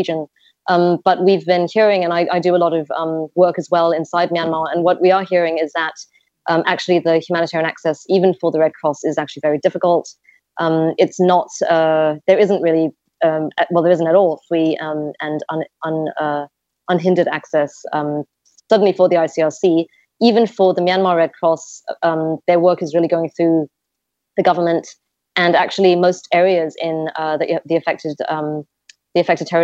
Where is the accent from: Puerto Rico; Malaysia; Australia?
Malaysia; I'm Malaysian